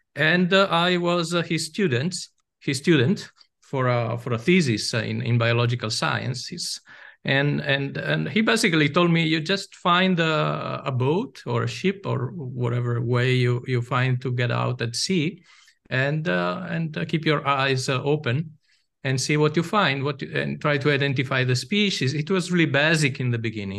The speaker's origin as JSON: {"language": "English", "town": "Venice", "region": "Veneto", "country": "Italy", "tie": "born or raised there", "said": "I'm from Italy. I was born in Venice"}